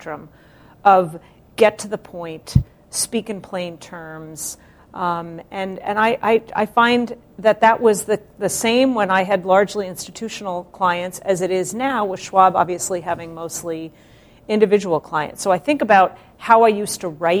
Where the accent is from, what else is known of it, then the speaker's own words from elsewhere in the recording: New York City, New York, United States; moved away; also born or lived in Delaware; having been born in Brooklyn and come from parents that were born and raised in Brooklyn